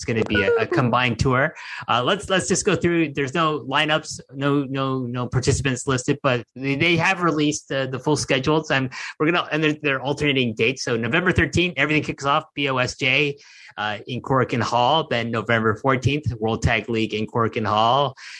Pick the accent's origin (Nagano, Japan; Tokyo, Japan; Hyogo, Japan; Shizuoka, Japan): Shizuoka, Japan; Numazu; There's two in the Shizuoka Prefecture, including in my hometown of Numazu.